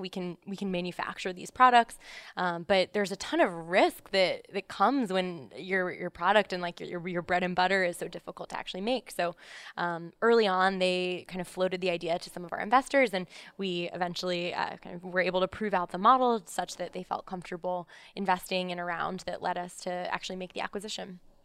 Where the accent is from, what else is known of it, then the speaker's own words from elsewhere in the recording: Columbus, Ohio, United States; moved away as an adult; now in New York, United States; I'm actually from Columbus, Ohio. Um, so I, I, grew up there. I came to New York for college, so I've been here ever since.